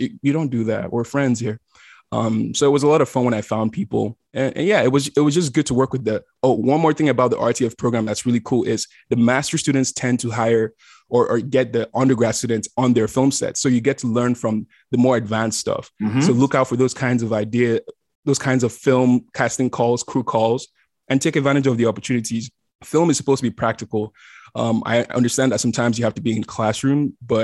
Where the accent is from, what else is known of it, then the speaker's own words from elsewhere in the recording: Nigeria; also born or lived in South Africa / Austin, Texas, United States; now in Los Angeles, United States; when I was growing up in Nigeria, I wanted to be a lawyer